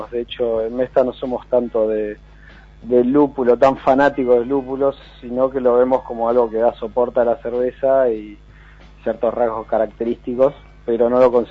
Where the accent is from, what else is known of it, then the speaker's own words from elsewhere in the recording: San Martín de los Andes, Neuquén, Argentina; que somos amigos desde hace más, no sé, de 20, 20 y pico de años, nos criamos en San Martín de los Andes, y hicimos un poco a la inversa, ¿viste? En vez de una vez que uno está en la ciudad, se quiere recalar en la montaña, nos vinimos de la montaña a la ciudad